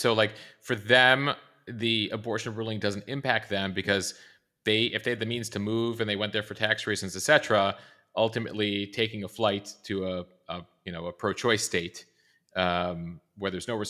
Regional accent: Highland Park, Illinois, United States; I'm from the, you know, North Shore. Highland Park is very close to where I lived. I grew up in Highland Park, going there often.

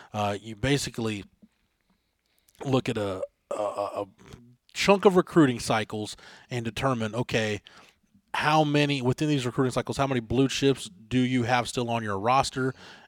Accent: near Ellison High School, Texas, United States; Ellison High School from my hometown is like a 15-minute drive

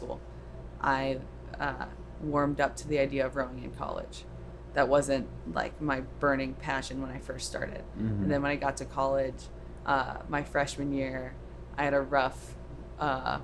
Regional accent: Orlando, Florida, United States; moved away; also born or lived in California / Boston; I grew up in Florida in Orlando and then went out to California and got to Boston

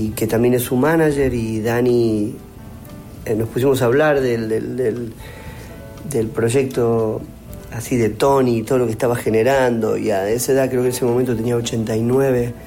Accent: Argentina; los viví como argentinos, los disfruté como argentinos

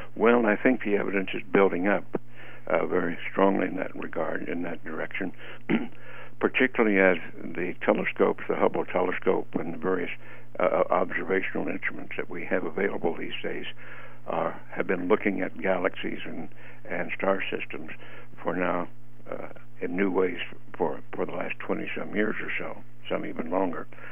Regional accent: Roswell, New Mexico, United States; moved away as an adult; I grew up in the Roswell area

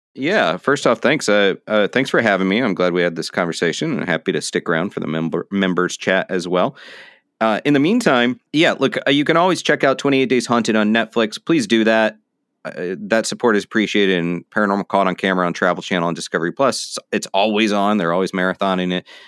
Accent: Florida, United States; now in New York City, United States; now I'm in New York City, but I grew up in Florida

